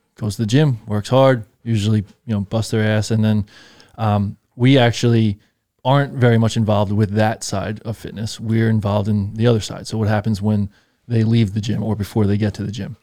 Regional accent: Patchogue, New York, United States; I'm from Patchogue

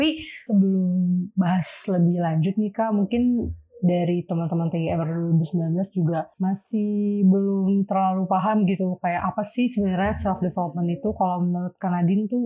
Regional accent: Depok, West Java, Indonesia; Aku dari Depok.

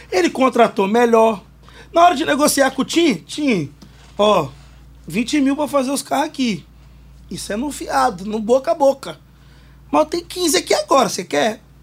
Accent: Vitória, Espírito Santo, Brazil; Não sou de Mário Cipreste, mas sou do Morro do Quadro, que é adjacência ali.

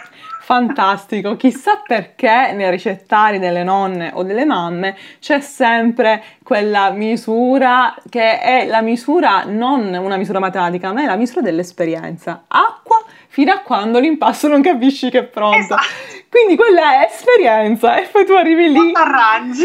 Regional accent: Palermo, Sicily, Italy; da palermitana

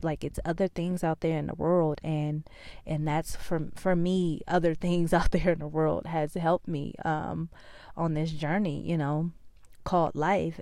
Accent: California, United States; now in Georgia, United States; I'm from California. I live in Georgia now.

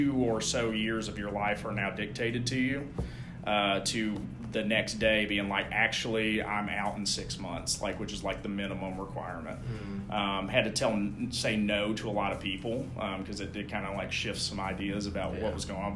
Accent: Knoxville, Tennessee, United States; moved away as an adult; I'm originally from Knoxville

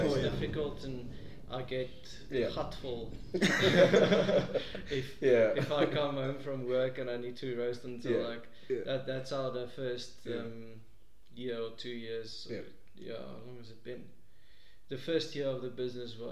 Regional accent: Pretoria, Gauteng, South Africa; I'm a guy from Pretoria

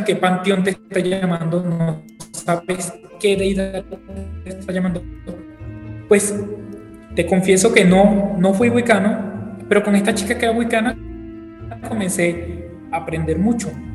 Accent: Venezuela; now in Mexico; soy venezolano, actualmente resido en México.

